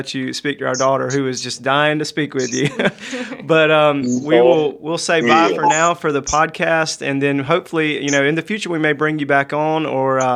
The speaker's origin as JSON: {"language": "English", "country": "United States", "said": "as an American Christian"}